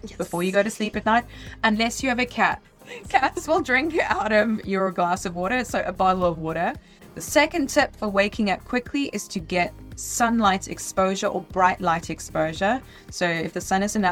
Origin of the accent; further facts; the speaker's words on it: South Africa; I'm from South Africa